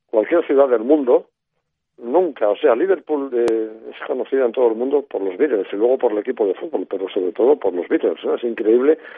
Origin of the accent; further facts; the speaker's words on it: Spain; Sí, España profunda de Franco, una España en blanco y negro, con televisión en blanco y negro, etcétera, etcétera, ¿no?